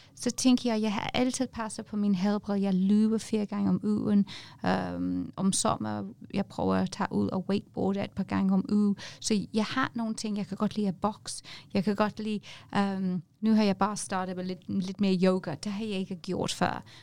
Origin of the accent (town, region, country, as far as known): England, United Kingdom; Danish is a second language; moved away as an adult; now in Denmark